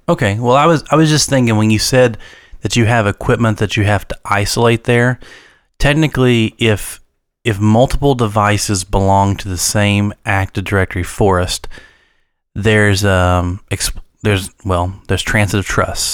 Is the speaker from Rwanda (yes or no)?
no; United States; I grew up in Wayne County